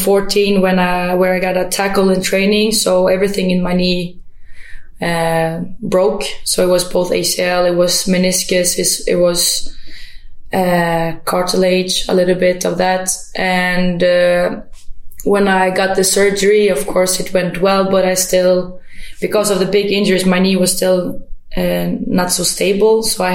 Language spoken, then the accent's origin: English; Sweden; also born or lived in Germany / Kosovo; Like, I was born in Germany, and then I was a time down in Kosovo, and then escaped war a little bit, came to Sweden, and felt like, you know, after that tough time with moving around, I got the Swedish citizen, and I just felt like, okay, now maybe I can be home.